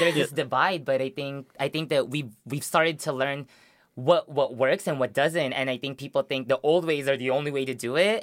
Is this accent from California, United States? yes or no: yes; Long Beach, California, United States; also born or lived in Philippines; Long Beach where I grew up. In West Long Beach, that's where I moved when I came from the Philippines